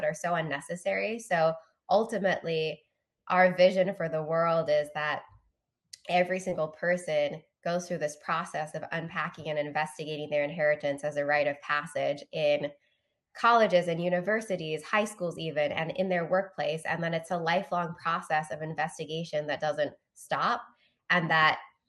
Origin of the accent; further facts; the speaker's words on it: London, United Kingdom; also born or lived in Singapore; now in United States; in the UK, where I grew up